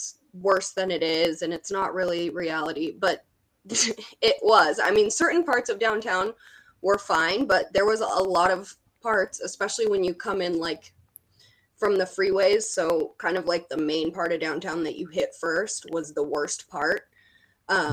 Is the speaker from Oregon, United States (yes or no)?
yes; Portland, Oregon, United States; also born or lived in California; I was actually born and raised near Portland in a suburb outside of Portland